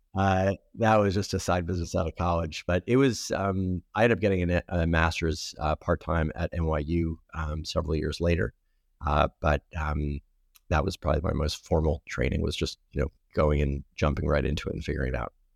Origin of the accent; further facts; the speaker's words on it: Providence, Rhode Island, United States; I grew up in Providence, Rhode Island